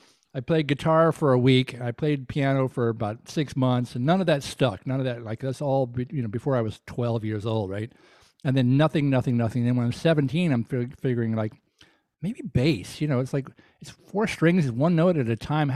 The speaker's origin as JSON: {"language": "English", "region": "Deep South", "country": "United States", "tie": "born or raised there", "said": "with all the soul music records that I grew up in the Deep South, you know, I knew who … was."}